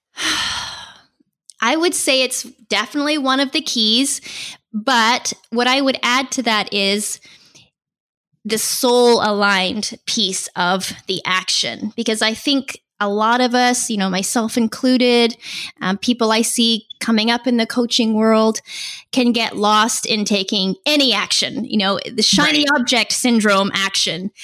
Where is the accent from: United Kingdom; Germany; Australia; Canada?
Canada; Vancouver Island, British Columbia; moved away as an adult; now in San Diego, United States; This is where I feel completely at home, uh, even though I'm originally from Vancouver Island in Canada